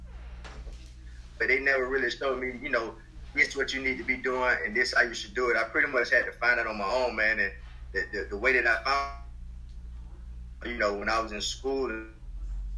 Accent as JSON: {"language": "English", "town": "Quincy", "region": "Florida", "country": "United States", "tie": "born or raised there", "said": "I'm from Quincy, Florida. It's a small town."}